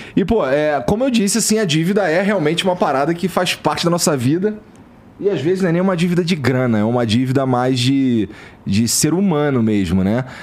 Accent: Rio de Janeiro, Brazil; moved away; eu vim lá da Zona Norte do Rio de Janeiro, a região pobre e tal, é perto ali da favela da Mangueira, do Jacarezinho

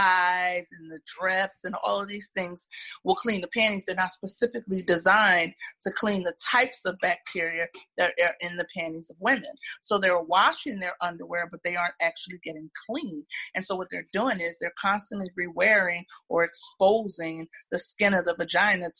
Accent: Philadelphia, Pennsylvania, United States; moved away as an adult; now in Atlanta, United States; I'm originally from Philadelphia. I was born, raised, trained, everything in Philadelphia. I moved to Atlanta about 10 years ago

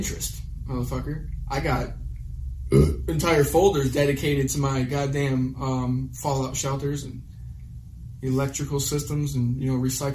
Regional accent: Michigan, United States; I came from Midwestern Americana fucking farm culture

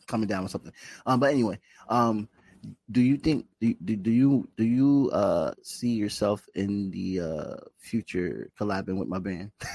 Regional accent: Bridgeport, Connecticut, United States; I grew up in Bridgeport on the east side with roaches and all that shit, government cheese, all that shit.

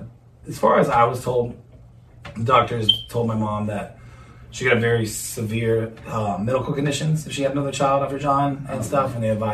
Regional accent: Fort Worth, Texas, United States; was actually conceived in Rhode Island and then birthed here. And, interesting story. I was born on the Navy base here out in Fort Worth, Carswell.

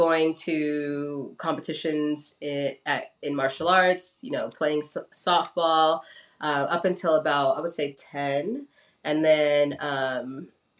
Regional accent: Los Angeles, California, United States; also born or lived in Gardena, California / Lancaster, California / Santa Monica, California; I grew up in Los Angeles

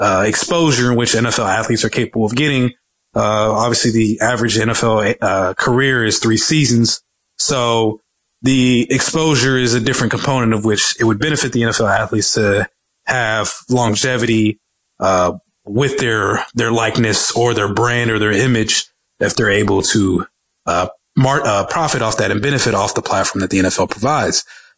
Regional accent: Dallas, Texas, United States; but I grew up in Section 8 in Dallas. I didn't grow up for much.

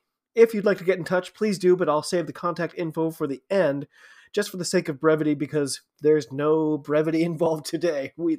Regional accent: United States; I'm an American rugby fan

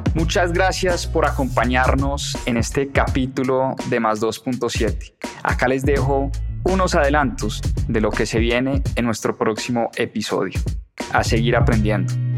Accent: Colombia; uno como ciudadano colombiano

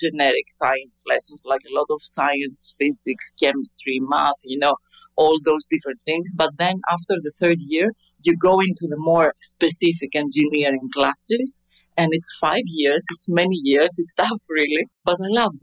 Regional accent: Athens, Attica, Greece; I grew up in Athens

